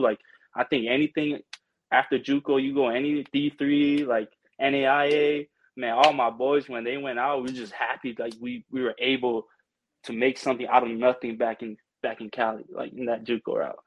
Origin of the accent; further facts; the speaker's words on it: American Samoa; moved away as an adult; also born or lived in Pleasant Hill, California; now in United States; it says I'm from uh, Pleasant Hill, California, but I'm originally from American Samoa.